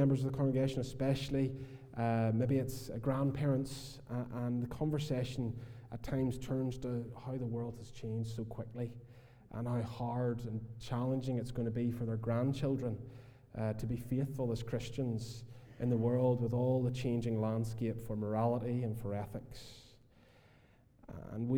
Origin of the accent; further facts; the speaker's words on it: Portstewart, Northern Ireland, United Kingdom; also born or lived in Philadelphia, United States; I'm from Port Stewart